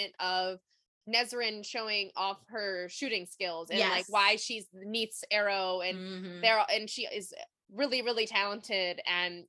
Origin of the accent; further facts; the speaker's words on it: United States; we are American